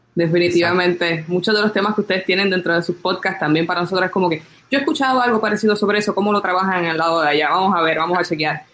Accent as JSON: {"language": "Spanish", "country": "Puerto Rico", "said": "nosotros los puertorriqueños"}